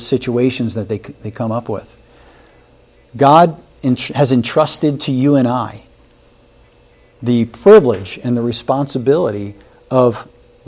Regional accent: Wilmington, Delaware, United States; I grew up in Wilmington, Delaware

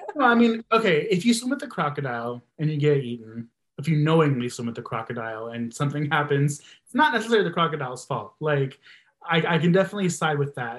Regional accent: Texas, United States; I'm from Texas

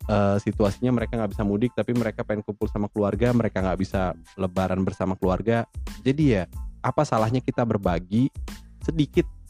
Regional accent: Bekasi, West Java, Indonesia; born there; Gue sih bukan Garut, gue emang lahir di sini di Bekasi.

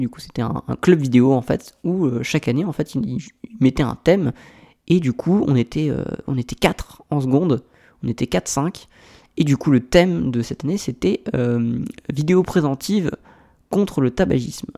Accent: Aix-en-Provence, Provence-Alpes-Côte d'Azur, France; je viens d'Aix-en-Provence

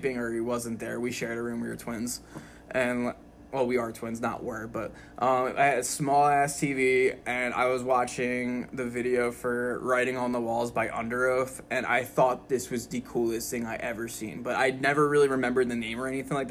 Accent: Doylestown, Pennsylvania, United States; I'm from Doylestown

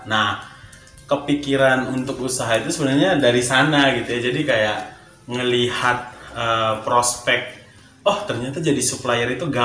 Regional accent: Medan, North Sumatra, Indonesia; now in Bandung, Indonesia; oh iya ya saya dari Medan

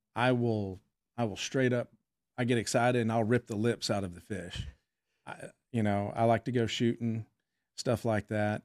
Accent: Fort Worth, Texas, United States; I'm a native Texan. I was born in Fort Worth.

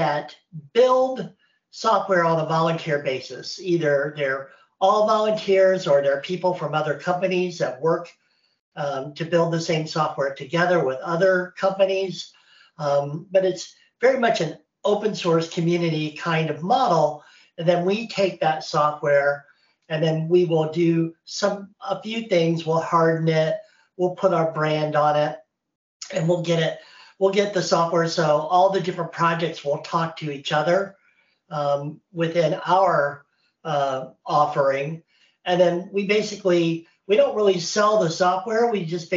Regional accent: Indiana, United States; moved away as an adult; now in North Carolina, United States; I live in North Carolina in the United States. I am from Indiana. And so this is my first time living away from there.

